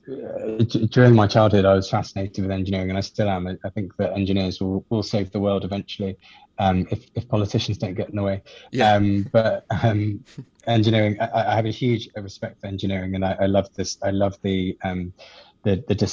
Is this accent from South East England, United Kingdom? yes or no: yes; just south of London, South East England, United Kingdom; So I grew up in the UK, just south of London. So not in the city, but in the outskirts, in a kind of pretty standard suburban area